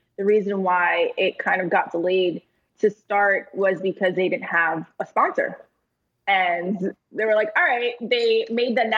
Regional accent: New York, United States; Being a New Yorker

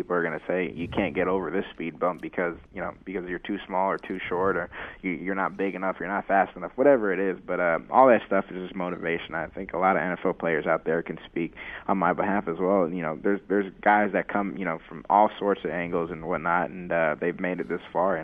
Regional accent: Haiti; also born or lived in South Florida; I'm from Haiti

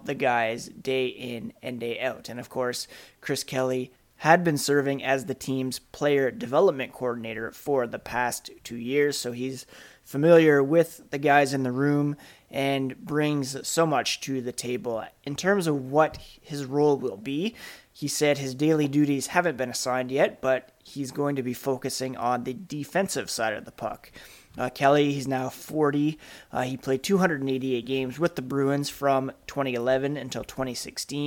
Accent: Ottawa, Ontario, Canada; I grew up in Ottawa

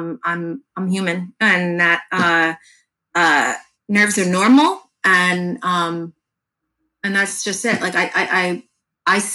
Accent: Fair Lawn, New Jersey, United States; my hometown, Fairlawn, New Jersey

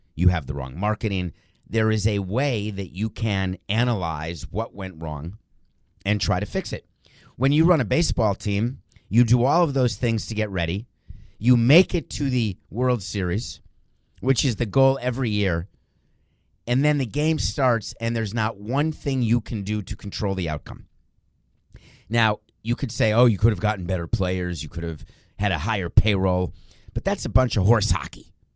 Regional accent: New York, United States; I'm a New Yorker, moved there in nineteen seventy-four. I was young, I was a kid

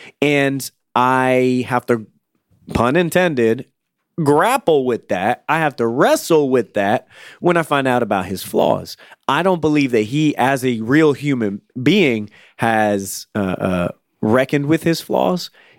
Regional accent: Florida, United States; that's what me and my friends would say when we grew up in Florida.

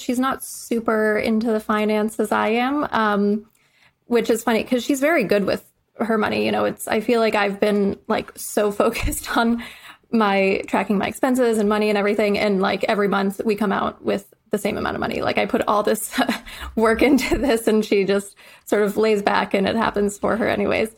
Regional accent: Midwest, United States; moved away; I'm from the Midwest

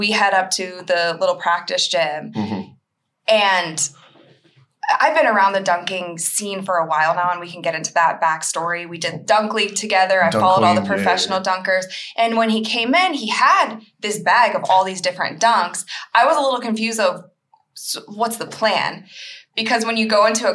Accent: Akron, Ohio, United States; I'm from Akron

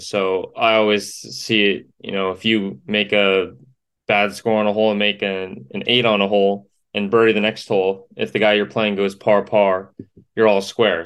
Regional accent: Yorba Linda, California, United States; now in Gainesville, United States; I grew up in Yorba Linda, California. So I was a Southern California kid

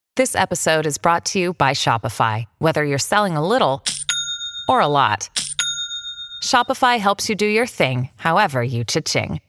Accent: New York City, New York, United States; I'm a New Yorker

